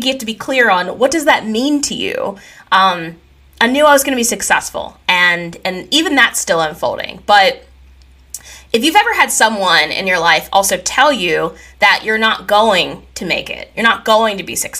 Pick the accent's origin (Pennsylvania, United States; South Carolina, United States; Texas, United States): Pennsylvania, United States; I grew up in Katanning, Pennsylvania, and it is a small town.